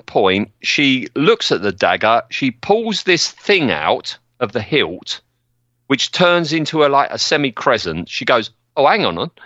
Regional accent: United Kingdom; I'm British

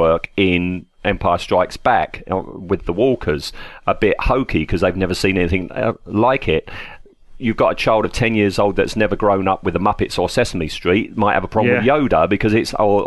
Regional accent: England, United Kingdom; I'm English

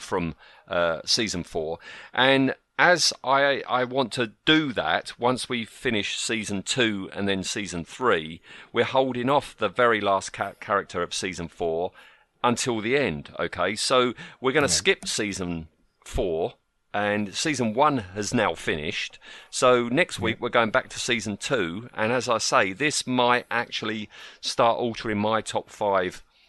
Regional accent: United Kingdom; we're British

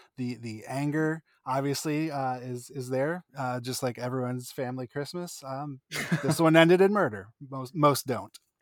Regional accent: Northeast, United States; I'm from the Northeast

